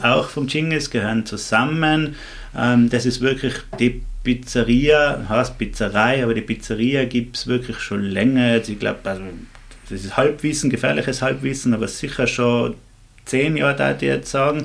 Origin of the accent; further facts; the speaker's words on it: Axams, Tyrol, Austria; in meinem Heimatdorf in Axams